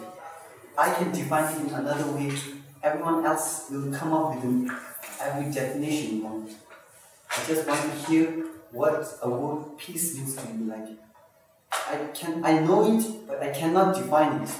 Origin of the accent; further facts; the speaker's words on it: India; also born or lived in Tibet; now in Norway; I'm from Tibet. I grew up in India, I was born in India